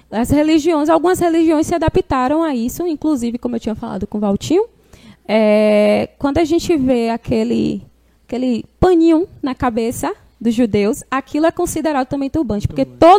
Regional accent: Barra do Pojuca, Bahia, Brazil; é. Não, sou de Barra

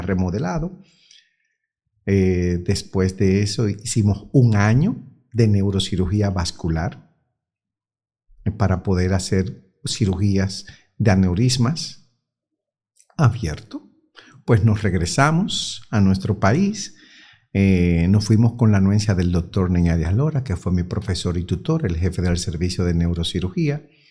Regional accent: San Pedro de Macorís, Dominican Republic; also born or lived in Bayaguana; now in Santiago, Dominican Republic; Nosotros somos de San Pedro de Macorís

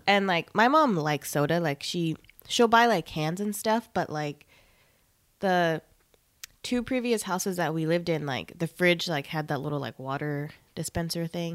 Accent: Long Beach, California, United States; also born or lived in Bellflower, California / Los Angeles, California; now in Salinas, United States; I'm from L A. I'm from Long Beach, born in Bellflower

